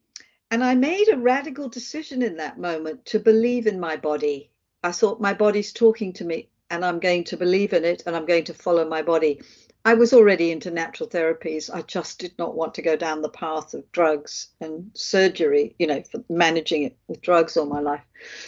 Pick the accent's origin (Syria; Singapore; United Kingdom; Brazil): United Kingdom; England; accent: Australian; moved away as an adult; now in Australia; I'm actually English, but then I moved to Australia when I was 30 and became Australian. I have an Australian passport and I have a bit of an Australian accent still.